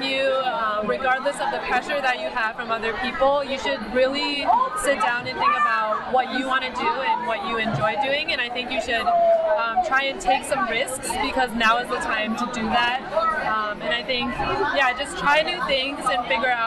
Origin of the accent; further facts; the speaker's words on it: Hudson, Ohio, United States; now in Philadelphia, United States; I'm from Hudson, Ohio